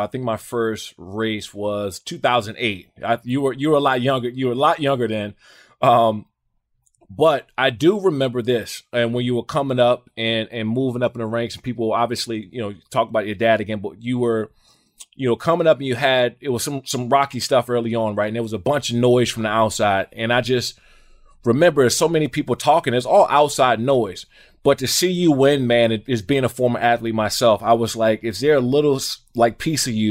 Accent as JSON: {"language": "English", "region": "Maryland", "country": "United States", "said": "I'm from Maryland"}